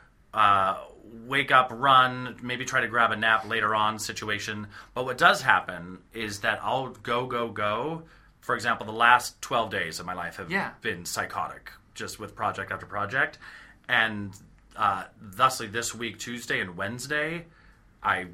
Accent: Orem, Utah, United States; I am from Orem, Utah, and I grew up in a fine, upstanding Mormon family

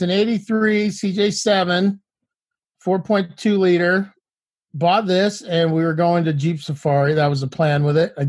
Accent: Salt Lake Valley, Utah, United States; I grew up in Utah in the Salt Lake Valley

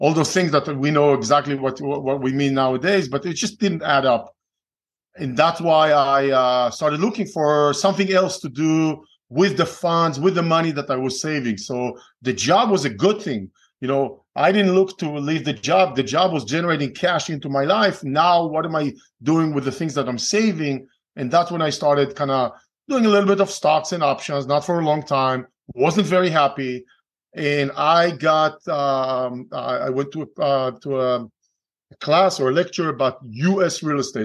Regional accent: Israel; English is a second language; moved away as an adult; I'm originally from Israel. Okay. Born and raised, spent 3 years in the Israeli military

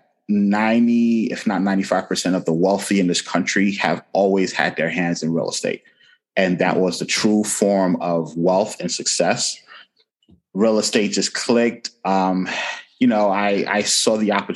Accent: New York City, New York, United States; moved away as an adult; now in North Carolina, United States; I was born and raised in Brooklyn. I am a city kid at heart

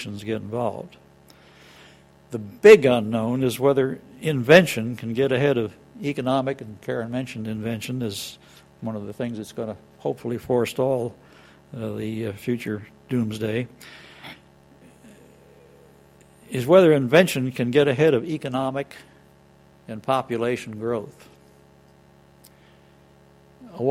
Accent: Los Angeles, California, United States; moved away; I grew up in Los Angeles, where they used to close the elementary schools when the smog got bad enough.

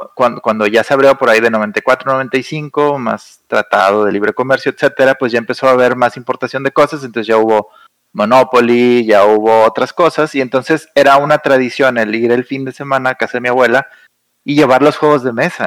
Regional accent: Saltillo, Coahuila, Mexico; moved away as an adult; now in Monterrey, Mexico; yo soy de Saltillo, que está a una hora de Monterrey. Yo me vine a estudiar la carrera a Monterrey y aquí me quedé.

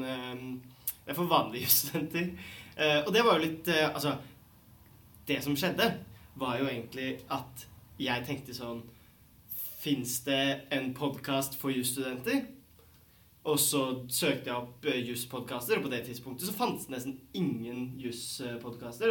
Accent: Bærum, Akershus, Norway; Jeg er jo også fra Bærum

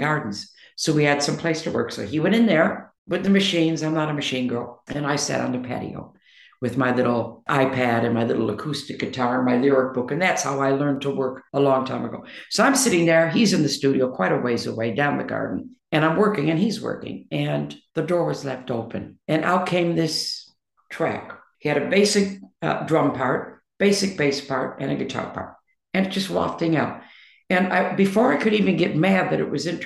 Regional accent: Detroit, Michigan, United States; moved away; from Detroit

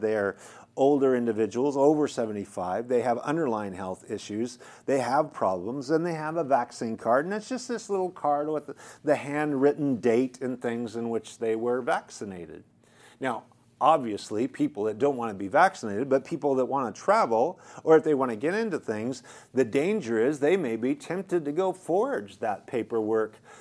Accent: United States; as an American

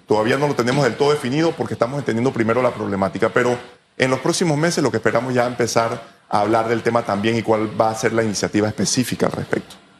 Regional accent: Félix Olivares school, Chiriquí, Panama; now in Panama City, Panama; yo vengo del Félix Olivares, un colegio del cual me siento sumamente orgulloso

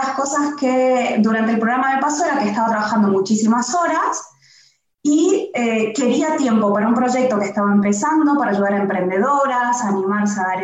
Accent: Argentina; now in Barcelona, Spain; Soy argentina, sí, pero viviendo en Barcelona.

